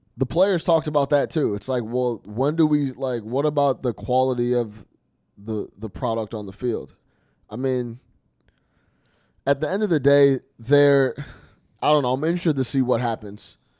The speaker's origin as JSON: {"language": "English", "region": "the West", "country": "United States", "said": "I went to Arizona State, like you guys know, so I'm from the West"}